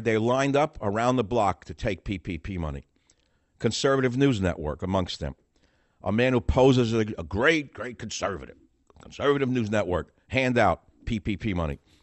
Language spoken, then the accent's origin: English; New York City, New York, United States; moved away; also born or lived in Manhattan, Lower East Side; I was born in Manha-, in Manhattan, Second Avenue, Seventeenth Street, whatever that hospital is. Grew up in the Bronx, was raised in the Bronx in Manhattan, Lower East Side